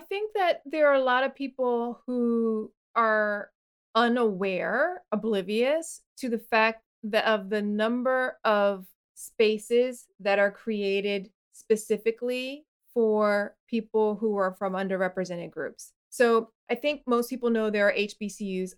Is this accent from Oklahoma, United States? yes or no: no; Florida, United States; growing up in Florida